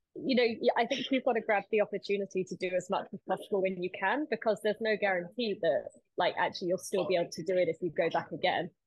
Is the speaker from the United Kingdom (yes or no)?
yes; United Kingdom; we're both British